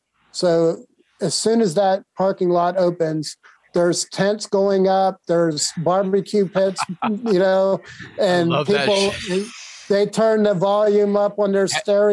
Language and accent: English; Texas, United States; also born or lived in Ohio; I always say I was born in Ohio, but I was raised in Texas. Because as soon as I graduated from Ohio, I moved to Texas.